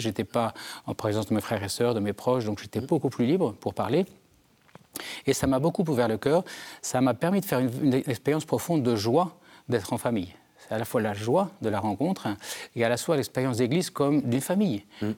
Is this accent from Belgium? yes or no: no; Germond, Nouvelle-Aquitaine, France; je viens des Deux-Sèvres d'un petit village qui s'appelle Germont situé entre Niort et Partenay mes parents étaient éleveurs de chevaux